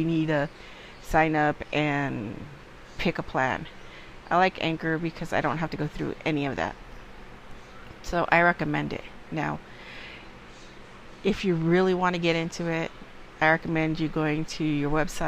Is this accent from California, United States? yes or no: yes; Los Angeles, California, United States; I am from LA. Born and raised in California, Southern California to be exact.